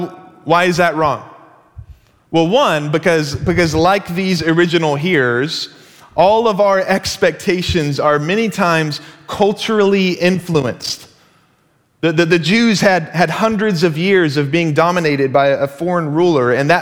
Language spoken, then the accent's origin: English; Dallas, Texas, United States; moved away as an adult; now in Seattle, United States; we are originally from Dallas, Texas